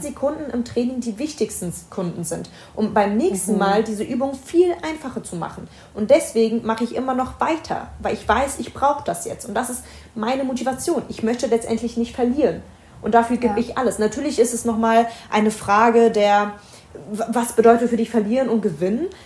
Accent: Berlin, Germany; Meine Familie kommt aus dem Libanon. Ich bin in Berlin geboren.

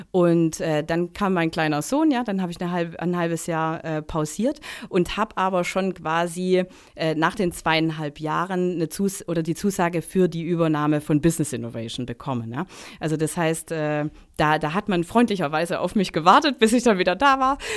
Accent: Baden-Württemberg, Germany; und ich bin im Stuttgarter Raum, im Neckartal aufgewachsen, ja, und wenn man dann ein Angebot bekommt, ähm, vom Daimler da einzusteigen in das Management-Trainee-Programm

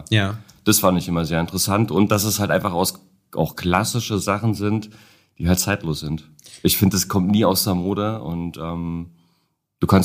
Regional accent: Berlin, Germany; Ähm, ja, also … bin aus Berlin, äh, bin dort Tätowierer, habe einen eigenen Laden, eigenes privates kleines Studio.

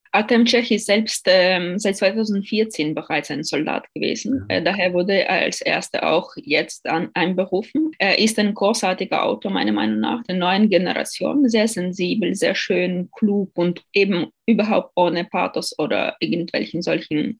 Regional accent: Ukraine; moved away; Städte in der Ukraine, äh, auch meine Heimatstadt wieder

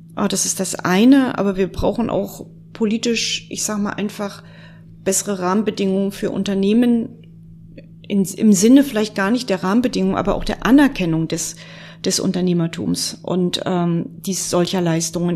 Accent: Mecklenburg-Vorpommern, Germany; bei uns in Mecklenburg-Vorpommern

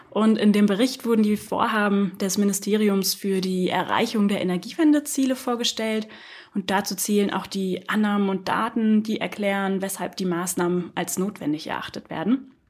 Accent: Hesse, Germany; Ich komme aus dem Landkreis Kassel und habe Politik studiert, European Studies, um genau zu sein.

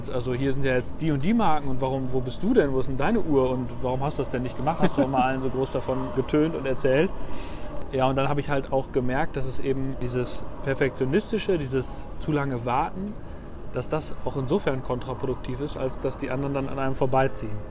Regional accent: Münster, North Rhine-Westphalia, Germany; ich komme ja aus, äh, aus Münster in Westfalen und da habe ich bei der Firma Meistersinger gearbeitet.

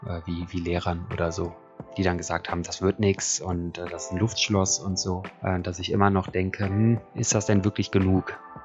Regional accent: Cologne, North Rhine-Westphalia, Germany; also born or lived in Eifel; now in Bergisch Gladbach, Germany; momentan ist es Bergisch Gladbach, aufgewachsen in Köln und der Eifel.

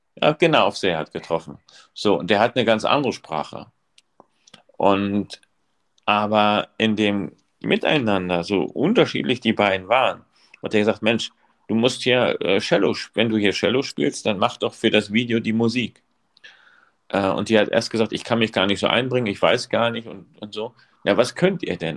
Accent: East Germany, Germany; now in Rostock, Germany; ich komme aus der DDR. Und oder bin in der DDR sozialisiert worden

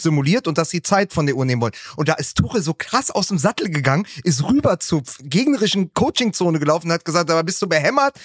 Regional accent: Berlin, Germany; meiner Heimatstadt Berlin

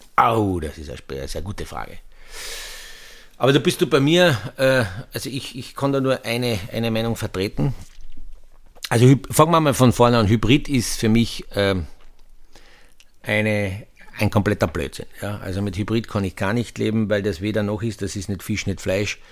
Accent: Austria; wir in Österreich

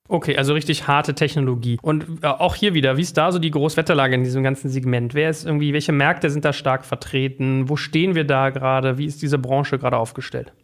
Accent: Germany; als Deutscher

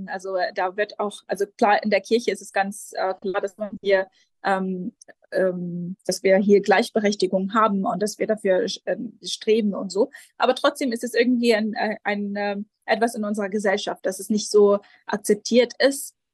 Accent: Jerusalem, Palestine; German is a second language; also born or lived in Lebanon / Göttingen; Ich bin äh, hier in Jerusalem aufgewachsen und ähm, geboren und in der, in der, deutschen Schule hier an der Schmidt-Schule gegangen.

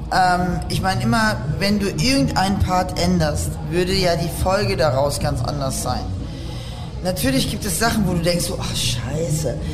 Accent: Aachen, North Rhine-Westphalia, Germany; weil ähm, ich komme ja eigentlich aus Aachen und die Eifel

